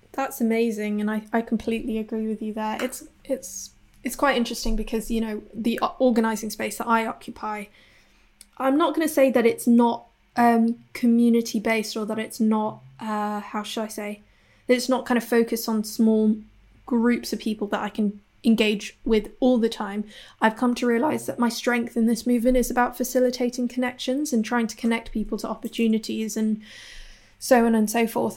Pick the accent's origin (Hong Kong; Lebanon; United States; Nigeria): Hong Kong; now in Bristol, United Kingdom; I'm based in Bristol in the U K. I'm originally from Hong Kong